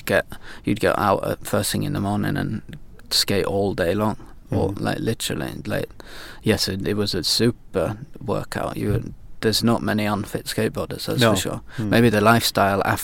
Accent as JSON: {"language": "English", "town": "York", "region": "Yorkshire and the Humber", "country": "United Kingdom", "tie": "born or raised there", "also_born_or_lived": "Alps / Lake District", "moved": "as an adult", "lives_now": "Sweden", "said": "I come from York originally in the north of England"}